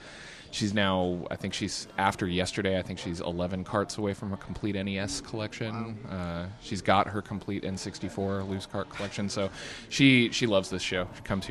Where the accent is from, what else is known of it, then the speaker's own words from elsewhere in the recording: Seattle, Washington, United States; I'm from Seattle